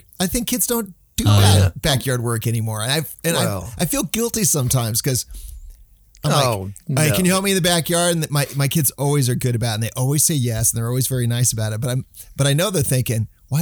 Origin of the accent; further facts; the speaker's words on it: Phoenix, Arizona, United States; I grew up in Phoenix